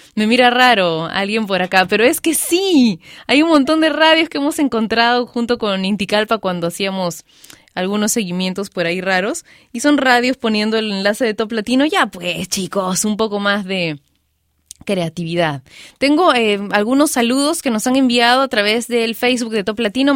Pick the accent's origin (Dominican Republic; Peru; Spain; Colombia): Peru